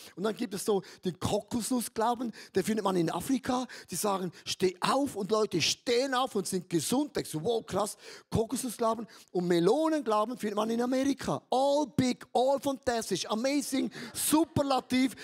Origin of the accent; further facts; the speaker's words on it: Switzerland; ich bin ein Schweizer, wir sind ja neutral